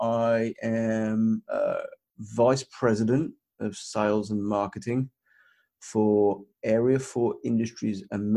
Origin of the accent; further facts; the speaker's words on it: Birmingham, West Midlands, United Kingdom; now in Los Angeles, United States; As you can tell from my accent, that is not originally where I am from. But I was originally brought up in Birmingham, England, United Kingdom.